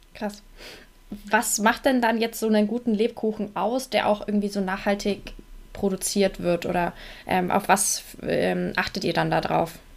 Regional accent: Nuremberg, Bavaria, Germany; Ich komme ja auch aus Nürnberg und bin in Nürnberg

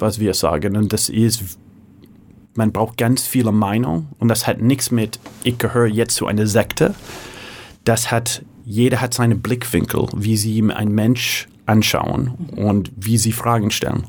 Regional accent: San Francisco, California, United States; first language English; German is a second language; moved away as an adult; also born or lived in Hamburg, Germany; in San Francisco geboren, fünfte Generation, äh, typischer Valley oder San Francisco Kind, Berkeley studiert

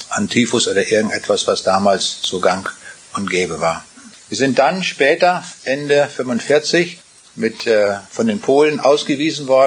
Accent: Rheineck, Kaliningrad Oblast, Russia; born there; Ich bin geboren in Ostpreußen und zwar vielleicht im allerkleinsten Dorf von Ostpreußen.

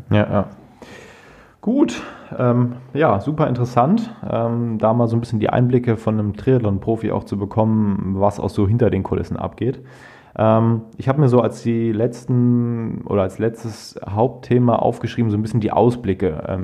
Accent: Krefeld, North Rhine-Westphalia, Germany; beim Nachtourkriterium in Krefeld, also mhm. in meiner eigentlichen Heimatstadt, wo ich groß geworden bin.

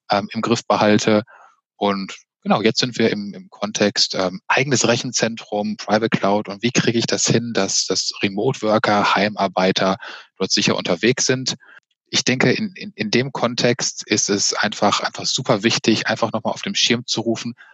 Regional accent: Witten, North Rhine-Westphalia, Germany; born there; Äh, nein, tatsächlich in Witten. Bei Dortmund, also auch bei Dortmund.

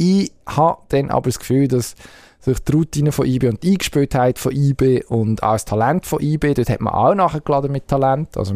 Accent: Zurich, Switzerland; Und als Zürcher würde ich jetzt zum Beispiel fragen, ja, Spitzenspiel geht es eigentlich noch.

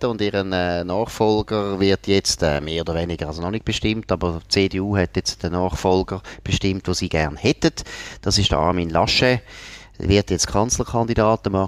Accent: Switzerland; dann als Schweizer mit grossen Augen zuschaut. Sondern es ist eigentlich so langweilig wie irgendwo bei uns in Grenchen oder Langenthal.

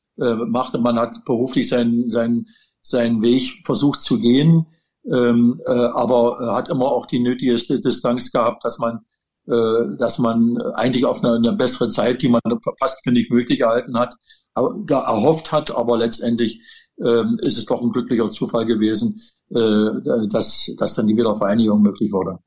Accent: Wittenberg, Saxony-Anhalt, Germany; es ist mein, mein Geburtsort. Äh, ich bin hier in Wittenberg äh, seit 68 Jahren verankert

